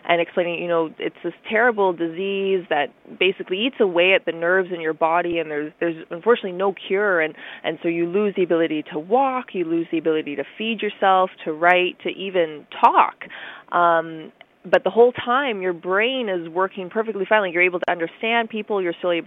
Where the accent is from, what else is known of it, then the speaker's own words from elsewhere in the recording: Ottawa, Ontario, Canada; also born or lived in Chesterfield Inlet, Nunavut; Ottawa is where I've been raised almost my whole life